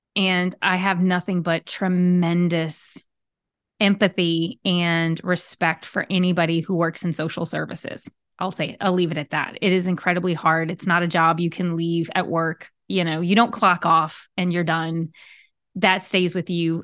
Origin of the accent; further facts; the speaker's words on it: Southern Louisiana, United States; I am a Cajun girl from Southern Louisiana